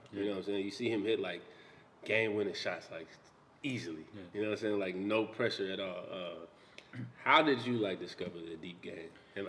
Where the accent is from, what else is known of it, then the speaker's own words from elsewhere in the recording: Texas, United States; I grew up in Texas, bro.